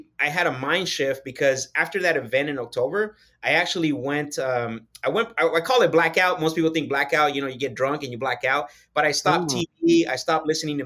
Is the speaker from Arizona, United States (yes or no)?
yes; Phoenix, Arizona, United States; also born or lived in Sonora, Mexico; From Phoenix, Arizona, basically I grew up here all my life